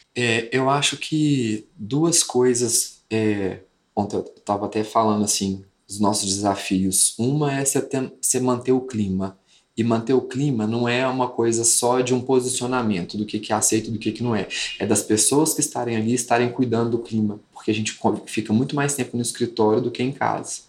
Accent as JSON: {"language": "Portuguese", "town": "Congonhas", "region": "Minas Gerais", "country": "Brazil", "tie": "born or raised there", "moved": "as an adult", "said": "eu sou de Congonhas e vim morar aqui com os 18 anos"}